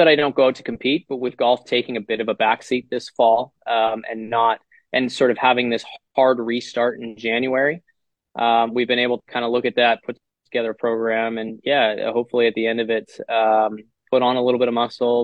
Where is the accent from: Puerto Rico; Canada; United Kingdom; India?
Canada; us as Canadian players